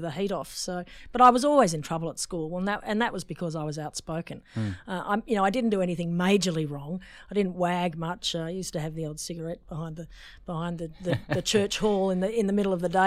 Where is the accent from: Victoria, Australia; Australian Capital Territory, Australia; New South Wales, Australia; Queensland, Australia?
New South Wales, Australia; Sydney; I grew up on the North Shore of Sydney